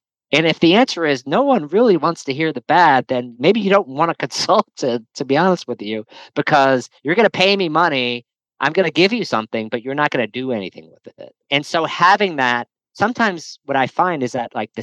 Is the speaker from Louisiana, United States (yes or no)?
yes; New Orleans, Louisiana, United States; I grew up in New Orleans